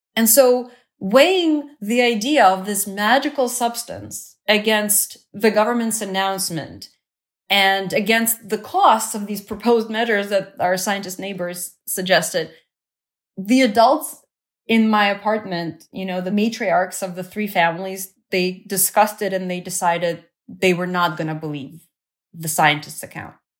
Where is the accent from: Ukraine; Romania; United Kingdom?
Ukraine; Kyiv; moved away; the government evacuated all the school-aged children from Kyiv, my hometown, to the south of Ukraine.